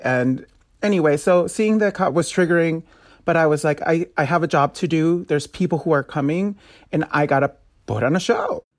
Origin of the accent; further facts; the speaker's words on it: Los Angeles, California, United States; I'm originally from South Central L